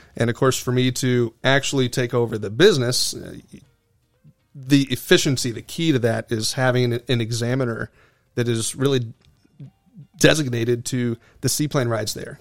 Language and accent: English; Venice, Florida, United States; I grew up in Venice, Florida, Sarasota County.